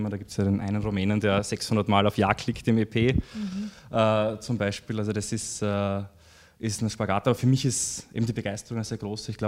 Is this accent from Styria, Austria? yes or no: yes; Graz, Styria, Austria; also born or lived in Deutschlandsberg; now in Vienna, Austria; Also ich habe äh, sehr enge Verbindungen zu, zu meinen Eltern und äh, vielen Freunden, die in Graz leben. Ich habe in Graz äh, äh maturiert